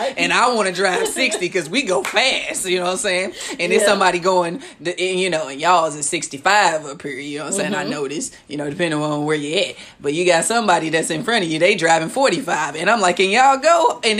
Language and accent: English; St. Louis, Missouri, United States; accent: STL; now in Kansas City, United States; I'm really putting the extra STL on my accent today. I got to represent.